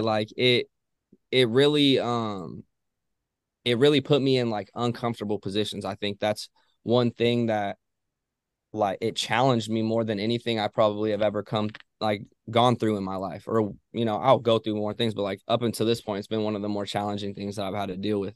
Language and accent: English; Ojai, California, United States; I'm from Ojai, California